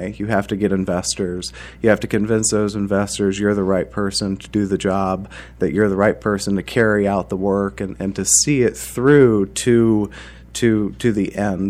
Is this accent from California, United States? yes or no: no; Muncie, Indiana, United States; I grew up in Muncie, Indiana, and I went to Ball State University